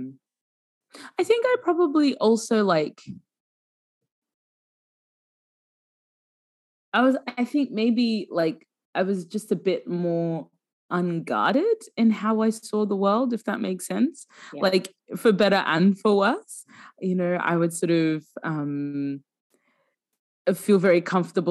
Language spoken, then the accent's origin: English; Sudan; I'm from Sudan